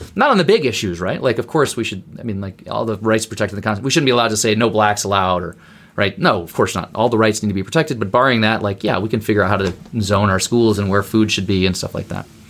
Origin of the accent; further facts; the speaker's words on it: Berlin, Germany; now in United States; I grew up in West Berlin